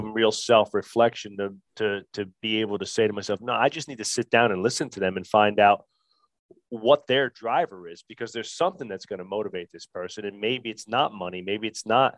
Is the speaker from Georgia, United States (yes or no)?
no; New Jersey, United States; I'm from Jersey